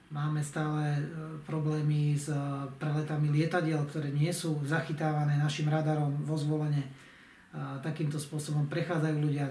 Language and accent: Slovak; Zemplín, Slovakia; u nás na Zemplíne